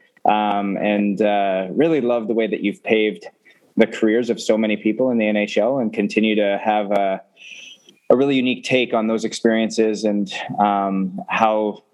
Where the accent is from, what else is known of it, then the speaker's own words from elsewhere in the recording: Edmonton, Alberta, Canada; growing up in Canada, Edmonton specifically